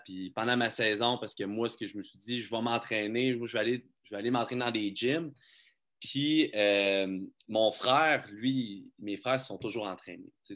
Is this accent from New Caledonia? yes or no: no; Magog, Quebec, Canada; now in Quebec City, Canada; je suis natif de Magog. J'ai travaillé à Magog euh, jusqu'à 22 ans environ